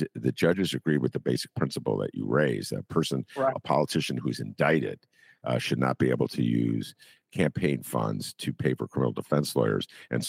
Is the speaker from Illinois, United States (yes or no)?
yes; Evanston, Illinois, United States; as an Evanstonian who grew up in the suburbs